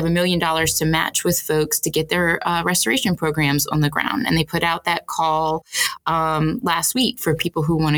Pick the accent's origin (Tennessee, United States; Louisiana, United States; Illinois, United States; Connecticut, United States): Louisiana, United States; Houma; now in New Orleans, United States; I grew up in Houma